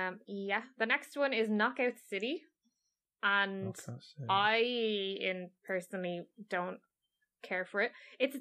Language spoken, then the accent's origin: English; Ireland; Being Irish, like I'm super proud of this